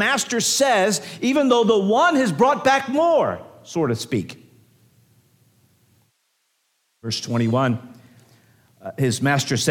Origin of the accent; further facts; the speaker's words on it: United States; I'm not ungrateful for being an American